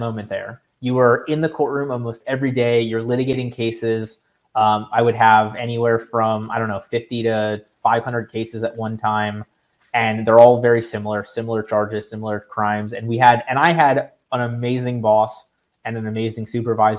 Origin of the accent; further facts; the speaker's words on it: Florida, United States; so I'm from Florida.